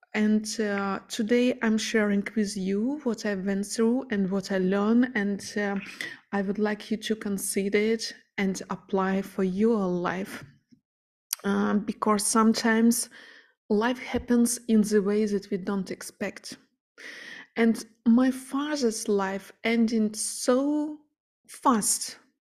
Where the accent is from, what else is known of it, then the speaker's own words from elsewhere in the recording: Ukraine; moved away; I'm originally from Ukraine and all my family and friends are living there